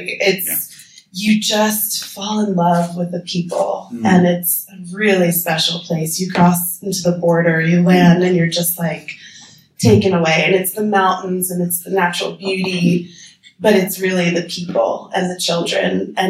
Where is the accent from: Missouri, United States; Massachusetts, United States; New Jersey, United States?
New Jersey, United States; moved away as an adult; now in Nepal; I'm from New Jersey, first of all. We don't have the best reputation always as Jersey girls. So I grew up in suburbia on a cul-de-sac with a trampoline in my backyard. I went to New Jersey public school.